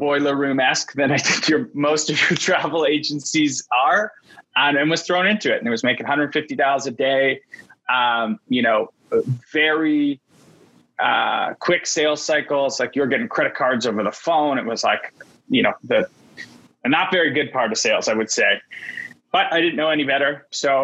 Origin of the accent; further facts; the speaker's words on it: Vancouver, British Columbia, Canada; tech was booming in Vancouver, where I'm from. I'm Canadian.